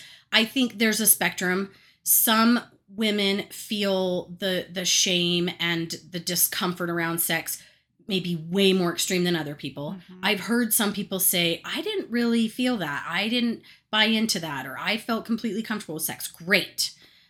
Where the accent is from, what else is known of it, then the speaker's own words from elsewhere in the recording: Utah, United States; we grew up in Utah too